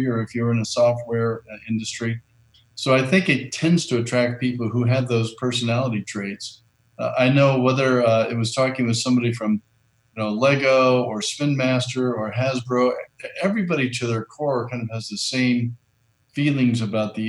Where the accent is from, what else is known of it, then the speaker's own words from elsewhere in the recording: Southern Indiana, United States; I grew up in Southern Indiana